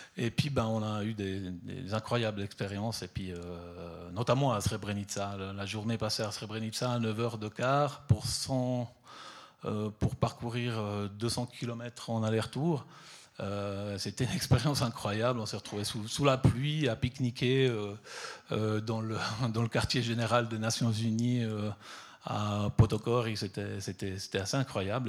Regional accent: Southern Italy, Italy; now in Switzerland; je suis parti depuis le, sud de l'Italie, euh, donc euh, d'où je suis originaire

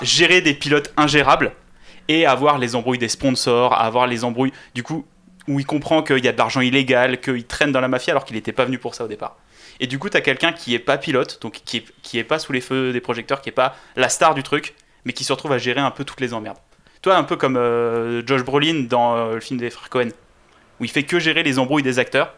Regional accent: France; Nous, en tant que Français

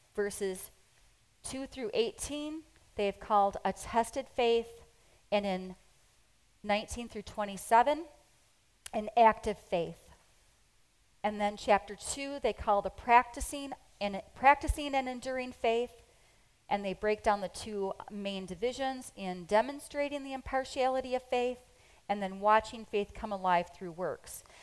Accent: United States; we're so American. I mean, we are really um, American

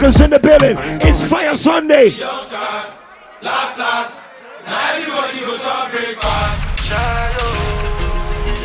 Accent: Jamaica; also born or lived in East Coast; I'm Jamaican

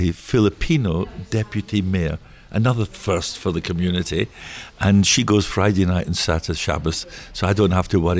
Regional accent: Scotland, United Kingdom; accent: Scottish; moved away; my Scottish accent because I'm from Scotland

